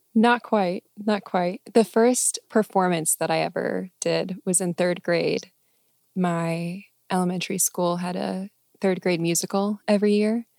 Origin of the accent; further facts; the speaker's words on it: Arlington, Texas, United States; moved away as an adult; also born or lived in San Diego; Arlington, Texas